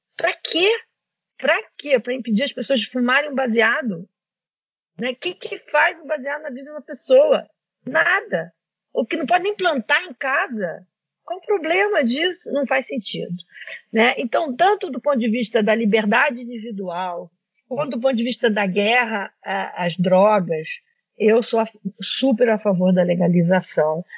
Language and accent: Portuguese; Brazil; como brasileiros